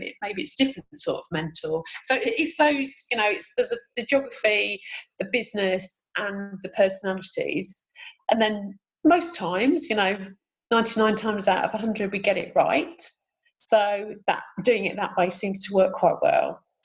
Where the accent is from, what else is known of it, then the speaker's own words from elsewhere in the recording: Sheffield, Yorkshire and the Humber, United Kingdom; moved away as an adult; now in Canterbury, United Kingdom; I live in Canterbury. I'm originally from Sheffield and moved down to Kent about 25, 26 years ago